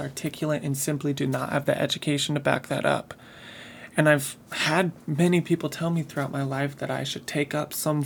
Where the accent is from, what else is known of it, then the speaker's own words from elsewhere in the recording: Midwest, United States; I grew up in the Midwest.